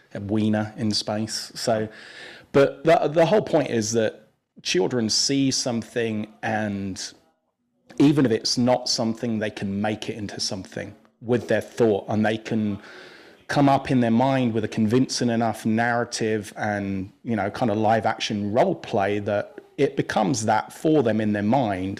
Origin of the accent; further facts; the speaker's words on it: England, United Kingdom; moved away; I grew up in England